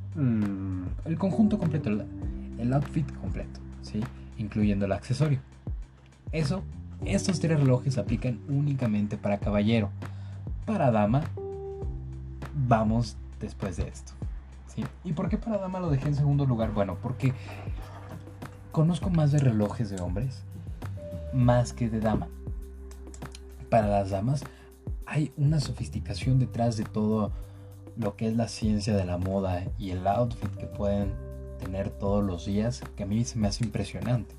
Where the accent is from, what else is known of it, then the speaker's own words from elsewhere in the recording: Mexico; nosotros como mexicanos